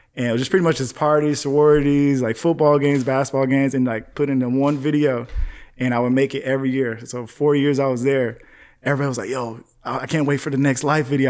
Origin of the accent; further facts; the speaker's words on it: Palmdale, California, United States; now in North Hollywood, United States; growing up in Palmdale, bro, it was just, like, not much out there.